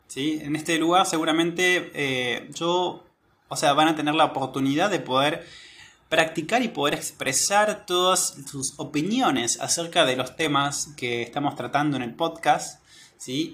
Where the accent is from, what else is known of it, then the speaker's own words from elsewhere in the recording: Argentina; soy de Argentina